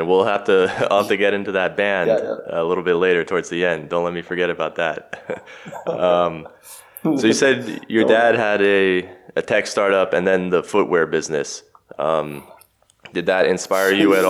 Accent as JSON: {"language": "English", "town": "Los Angeles", "region": "California", "country": "United States", "tie": "born or raised there", "moved": "as an adult", "lives_now": "Zagreb, Croatia", "said": "Born and raised in Los Angeles, I'm now living in Zagreb and studying the Croatian language."}